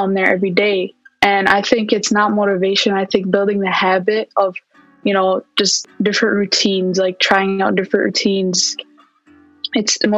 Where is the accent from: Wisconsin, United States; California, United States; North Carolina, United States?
Wisconsin, United States; Milwaukee; also born or lived in Palestine; I'm originally from Palestine, but I come from Milwaukee, Wisconsin.